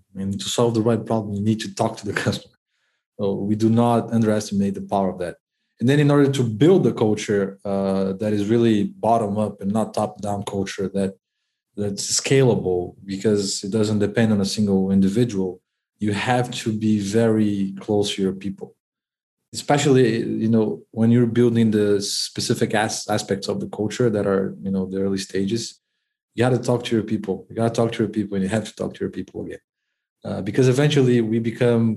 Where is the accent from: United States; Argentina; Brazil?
Brazil; I'm from Brazil